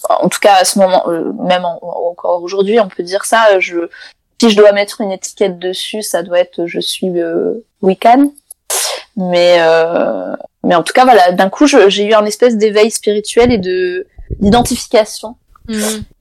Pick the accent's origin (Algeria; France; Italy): Italy; Enfin, Claire de Lune en italien, je suis italienne.